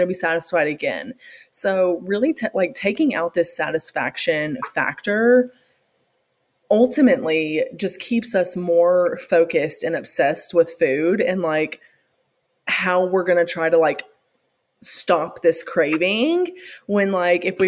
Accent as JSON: {"language": "English", "region": "the South", "country": "United States", "tie": "born or raised there", "said": "growing up in the South"}